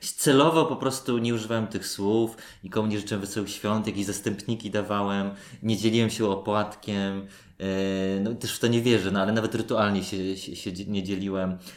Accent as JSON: {"language": "Polish", "town": "Warsaw", "region": "Masovian Voivodeship", "country": "Poland", "said": "Moi rodzice o dziwo, jesteśmy z Warszawy"}